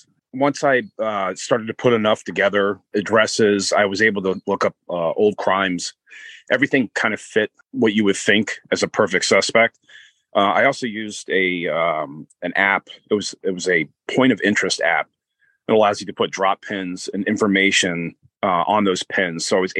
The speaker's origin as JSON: {"language": "English", "region": "Florida", "country": "United States", "lives_now": "Connecticut, United States", "said": "I'm originally from Pasco County, Florida, where this case originated from, and I currently live in Connecticut."}